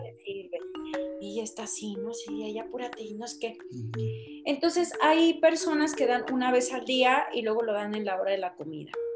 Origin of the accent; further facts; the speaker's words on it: Monterrey, Nuevo León, Mexico; Monterrey, de donde yo soy